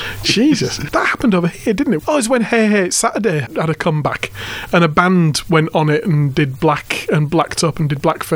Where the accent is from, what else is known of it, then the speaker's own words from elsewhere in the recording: Hull, Yorkshire and the Humber, United Kingdom; moved away as an adult; now in Port Macquarie, Australia; the centre of my hometown, which at the time was was a very, very white city. Mm. There was hardly any ethnic minority at all in Hull.